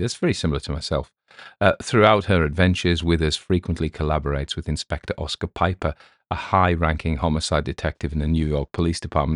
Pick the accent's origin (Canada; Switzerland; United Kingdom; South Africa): United Kingdom; England; accent: English; my English accent